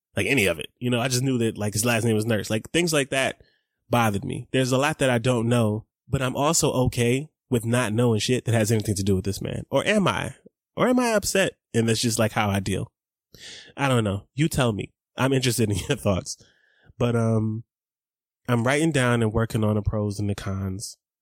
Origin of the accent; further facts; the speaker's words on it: Atlanta, Georgia, United States; I grew up in East Atlanta, again, in Scottsdale.